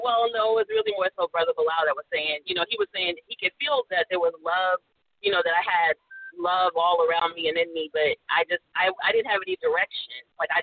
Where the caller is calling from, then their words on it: South Carolina, United States; I'm calling in from South Carolina.